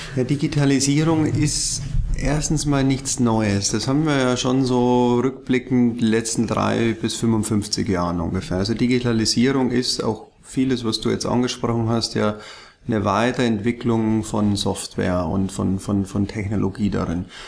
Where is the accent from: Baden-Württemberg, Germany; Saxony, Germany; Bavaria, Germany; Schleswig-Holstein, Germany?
Bavaria, Germany; Ingolstadt; moved away as an adult; also born or lived in Munich; ich bin ja in, in, in Bayern geboren, in Ingolstadt und habe lang, lang in München gelebt